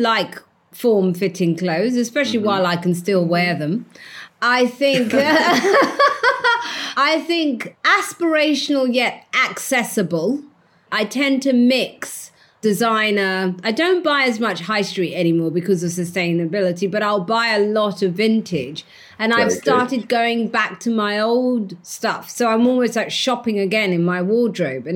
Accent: London, United Kingdom; I was the girl from Walthamstow with the blue Air Jordans

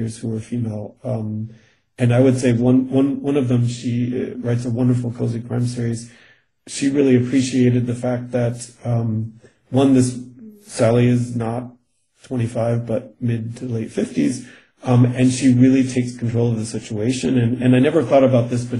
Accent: Connecticut, United States; first language English; moved away as an adult; also born or lived in Germany; now in Vienna, Austria; I'm originally from New England, Connecticut

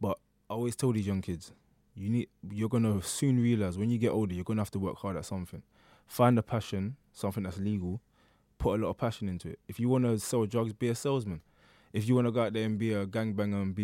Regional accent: London, United Kingdom; also born or lived in Hackney, London; I was born in Hackney. I would like to say I was raised in Stratford

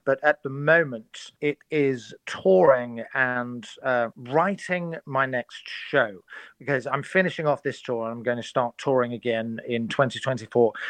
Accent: Surrey, South East England, United Kingdom; I'm from Surrey

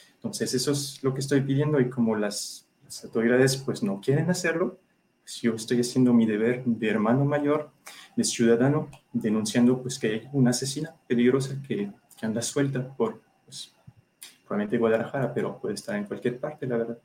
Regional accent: France; now in Mexico; Soy ciudadano francés, pero tengo esposa e hijo mexicano, entonces, y mexicano de corazón, ya llevo casi más de la mitad de mi vida aquí

